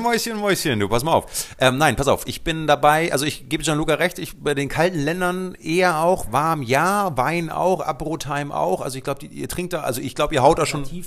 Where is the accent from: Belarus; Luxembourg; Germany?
Luxembourg; ich bin äh, in Luxemburg geboren